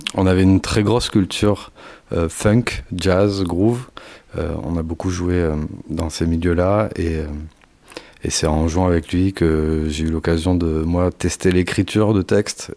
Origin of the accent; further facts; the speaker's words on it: near Bordeaux, Nouvelle-Aquitaine, France; On est du coin, on est de la Nouvelle-Aquitaine pour faire large et, plus précisément vers Bordeaux